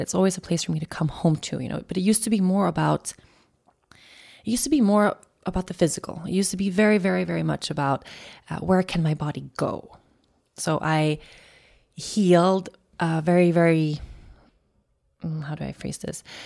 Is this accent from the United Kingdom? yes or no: no; an island outside of Stockholm, Stockholm County, Sweden; the island where I grew up outside of Stockholm